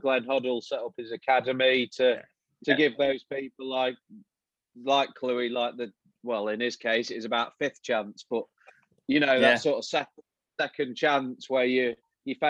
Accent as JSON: {"language": "English", "region": "England", "country": "United Kingdom", "said": "as an Englishman"}